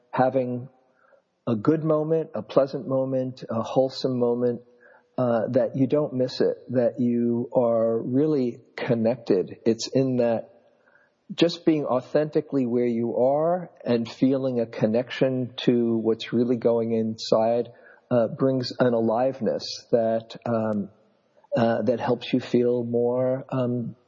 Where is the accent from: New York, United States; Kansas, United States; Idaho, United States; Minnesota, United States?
New York, United States; moved away as an adult; now in California, United States; I grew up in New York, was a classroom teacher for a number of years in New York City schools